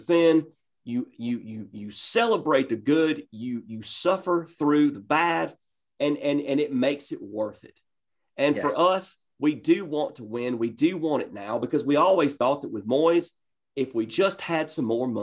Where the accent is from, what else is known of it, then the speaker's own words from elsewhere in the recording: Northeast Georgia, United States; I grew up in Northeast Georgia